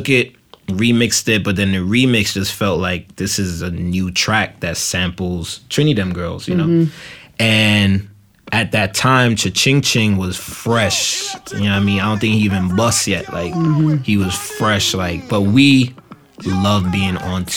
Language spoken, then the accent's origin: English; New York City, New York, United States; I'm coming from East Flatbush